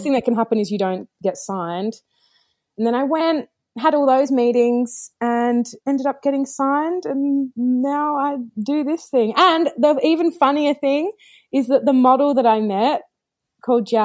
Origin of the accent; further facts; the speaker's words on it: Perth, Western Australia, Australia; I grew up in Perth, Western Australia